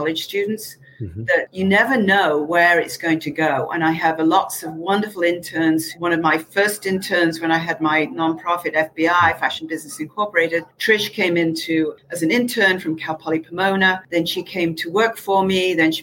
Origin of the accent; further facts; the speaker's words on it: Manchester, North West England, United Kingdom; moved away; I'm from bloody Manchester